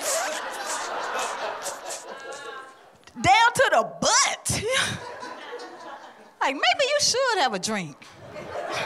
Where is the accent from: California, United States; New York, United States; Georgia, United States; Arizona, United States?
Georgia, United States; Atlanta; I'm from Atlanta.